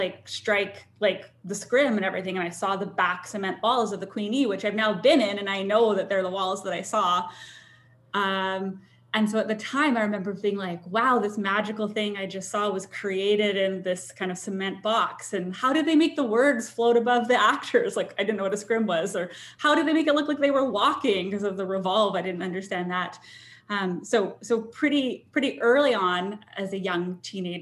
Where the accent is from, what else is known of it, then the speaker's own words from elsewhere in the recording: White Rock, British Columbia, Canada; I grew up in White Rock, so just south of Vancouver.